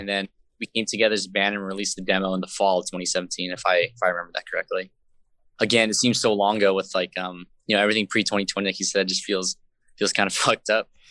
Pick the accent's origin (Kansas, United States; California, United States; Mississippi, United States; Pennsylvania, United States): California, United States; San Jose; I was born and raised in San Jose, up here